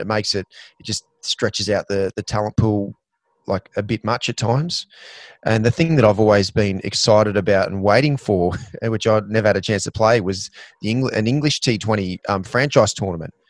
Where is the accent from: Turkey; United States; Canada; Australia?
Australia; Queensland; as a Queenslander